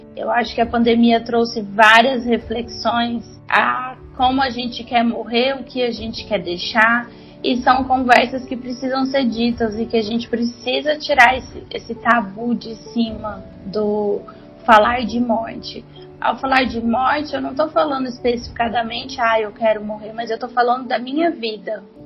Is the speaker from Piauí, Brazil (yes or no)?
no; Goiânia, Goiás, Brazil; eu sou de Goiânia